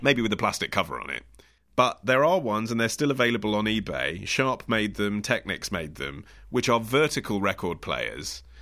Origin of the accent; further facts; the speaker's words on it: England, United Kingdom; I'm English.